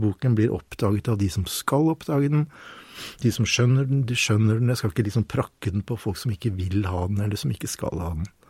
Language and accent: Norwegian; Troms, Norway; jeg vokste opp i samisk uh, område i Nord-Troms, uh, som søring